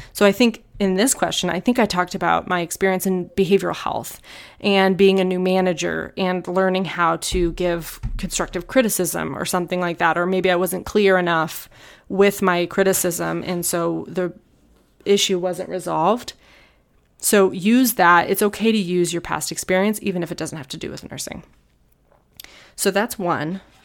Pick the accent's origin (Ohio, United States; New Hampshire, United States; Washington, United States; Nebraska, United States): New Hampshire, United States; now in Tucson, United States; I moved to Tucson, I'm from New Hampshire